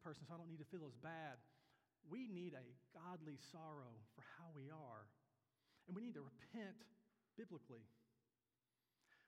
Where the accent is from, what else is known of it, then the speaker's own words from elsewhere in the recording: Kentucky, United States; moved away; I was very lucky to grow up in the family I grew up in the church I grew up in back in Kentucky